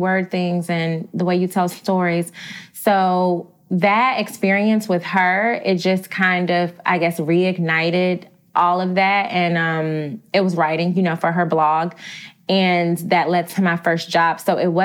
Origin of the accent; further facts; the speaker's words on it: Augusta, Georgia, United States; moved away as an adult; now in New York City, United States; I'm not even from Atlanta, Georgia. I'm from Augusta, Georgia. So I'm like small town girl.